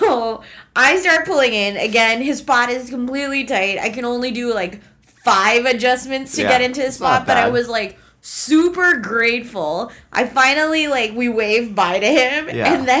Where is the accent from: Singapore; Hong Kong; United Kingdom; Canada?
Canada; trusting Canadian that I am